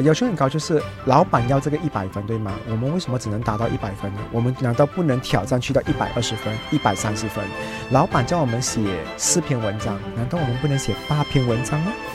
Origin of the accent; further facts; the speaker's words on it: Malaysia; 我们马来西亚人